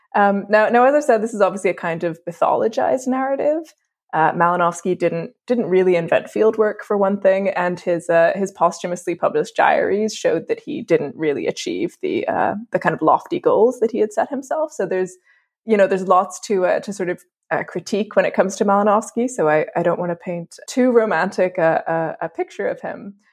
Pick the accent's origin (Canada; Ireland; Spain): Ireland; Dublin, Leinster; moved away; also born or lived in England; I'm from Ireland, uh, where the majority of schools are actually connected to, to the Catholic Church